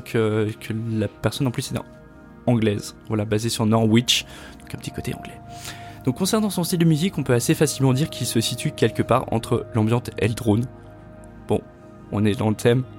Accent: Haute-Savoie, Auvergne-Rhône-Alpes, France; on vient d'Haute-Savoie

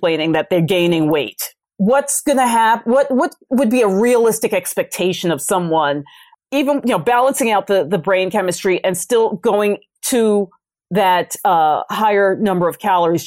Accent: New York City, New York, United States; where I grew up in the Bronx

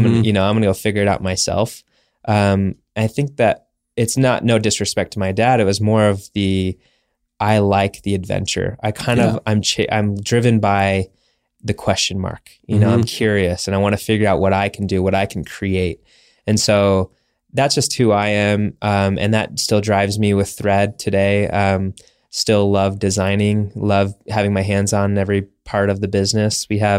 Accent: Arizona, United States; Mackenzie Bauer, she's from Utah. I'm originally from Arizona.

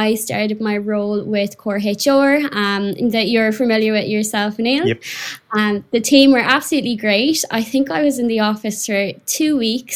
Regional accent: Mayo, Connacht, Ireland; moved away as an adult; now in London, United Kingdom; where I'm from in Ireland, little old Mayo

